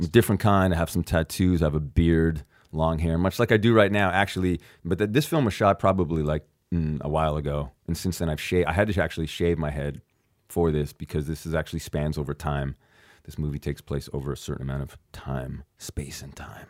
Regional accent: Canada; I'm from Canada

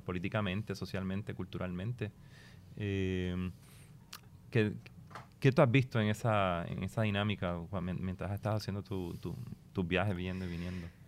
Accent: Puerto Rico; única nuestra como puertorriqueño

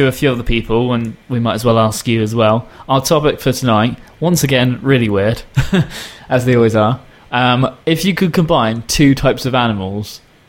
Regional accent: United Kingdom; accent: British; My accent? Yeah, do you like the British accent?

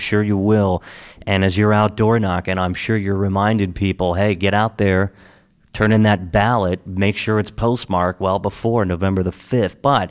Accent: Hagerstown, Maryland, United States; So I grew up in Western Maryland

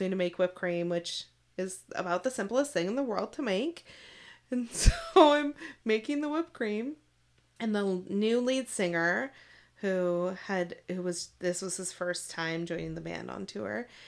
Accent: Seattle, Washington, United States; I was from Seattle

